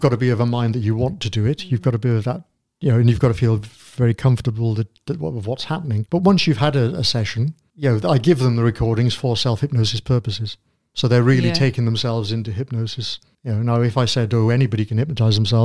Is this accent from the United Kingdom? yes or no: yes; United Kingdom; we're British